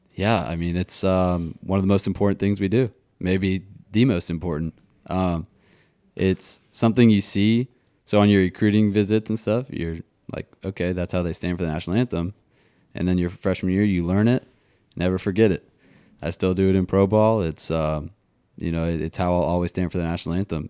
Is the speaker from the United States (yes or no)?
yes; Nashville, Tennessee, United States; also born or lived in Atlanta; growing up in Nashville